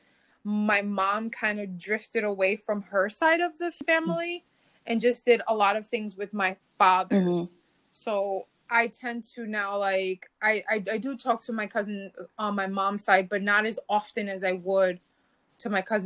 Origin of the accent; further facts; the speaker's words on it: Jersey City, New Jersey, United States; grew up in Jersey City